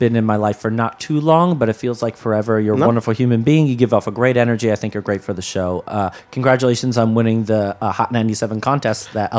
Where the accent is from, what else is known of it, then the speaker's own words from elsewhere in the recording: Carmel, New York, United States; growing up in Carmel, New York